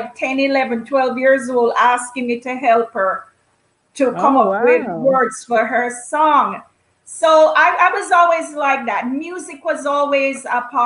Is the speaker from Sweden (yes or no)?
no; Kingston, Jamaica; now in Canada; I grew up in Kingston, Jamaica